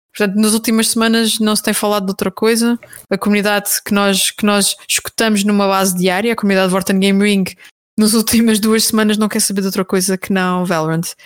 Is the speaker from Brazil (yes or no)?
no; Terceira Island, Azores, Portugal; moved away as an adult; now in Lisbon, Portugal; eu sou açoriana, eh, nasci na Ilha Terceira